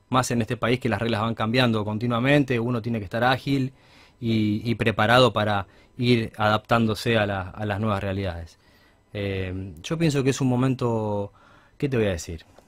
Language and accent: Spanish; Argentina; somos todos especialistas en cosas, los argentinos